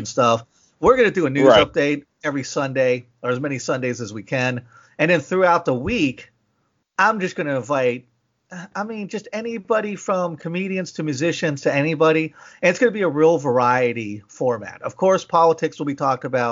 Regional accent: McKeesport, Pennsylvania, United States; now in Tennessee, United States; I grew up in McKeesport

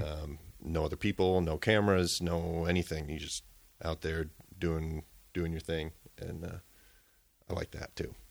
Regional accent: Minneapolis–Saint Paul, Minnesota, United States; also born or lived in Round Lake, Hayward, Wisconsin; now in Hayward, United States; I'm originally from the Twin Cities

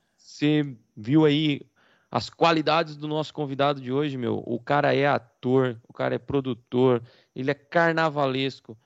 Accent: Rio Claro, Brazil; Eu também fiz teatro na época que eu, que eu era adolescente, é, em Rio Claro mesmo

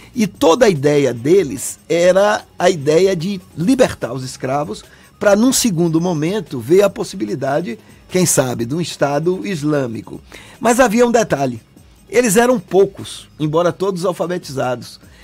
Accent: Salvador, Bahia, Brazil; Eu nasci aqui, eu sou, eu sou Salvador, eu sou de Salvador

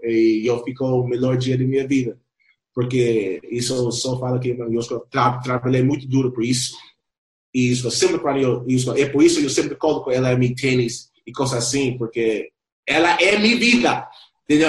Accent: Lima, Peru; Portuguese is a second language; also born or lived in Compton, California, United States; now in Brazil; Eu nasceu em Compton fui direto, depois de dois anos, para o Peru

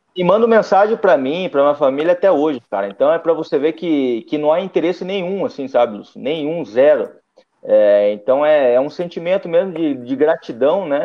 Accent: Curitiba, Paraná, Brazil; Eu sou de Curitiba, então temos três clubes lá na capital. É, eu nasci em 84

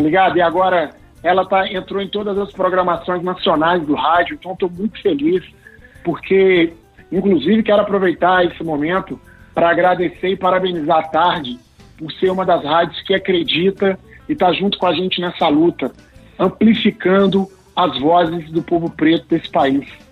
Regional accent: Belo Horizonte, Minas Gerais, Brazil; moved away as an adult; now in Rio de Janeiro, Brazil; Eu sou natural de BH, uhum. sou do Alto Veracruz, Zona Leste de Belo Horizonte

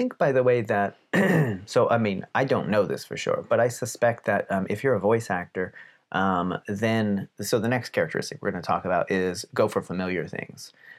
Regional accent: Palmerton, Pennsylvania, United States; also born or lived in Texas; But Pennsylvanians, especially where I'm from, have a certain way of speaking. And shout out to the Palmerton area in particular for the Pennsylvania Dutch

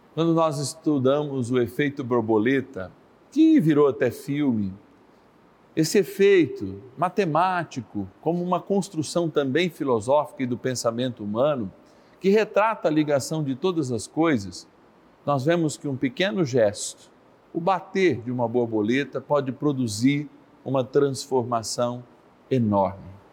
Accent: Minas Gerais, Brazil; na minha linda Minas Gerais

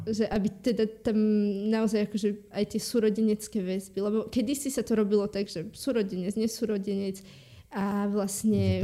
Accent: Hriňová, Banská Bystrica Region, Slovakia; ja som z Hriňovej, z takého Aha. malého mesta v e, centre

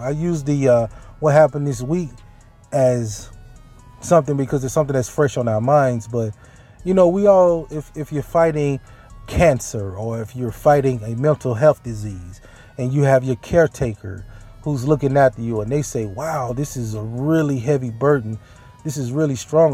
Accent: Mississippi, United States; born or raised there; moved away

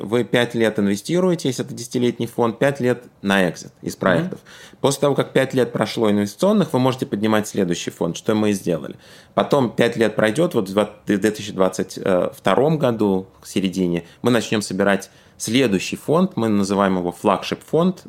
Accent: Tashkent, Uzbekistan; moved away; я работал в Ташкенте, откуда я родом

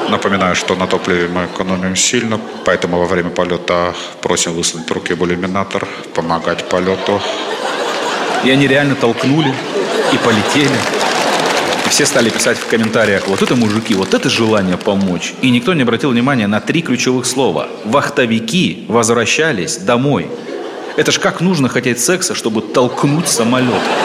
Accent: Siberia, Russia; я сибиряк

